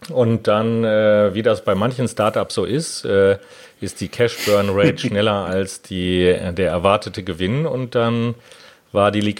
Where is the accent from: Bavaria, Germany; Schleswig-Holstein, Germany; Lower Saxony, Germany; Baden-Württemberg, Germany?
Lower Saxony, Germany; Hanover; also born or lived in Cologne; ich selbst bin gebürtiger Kölner, dann in Hannover aufgewachsen und jetzt äh, beruflich Patentanwalt in Köln.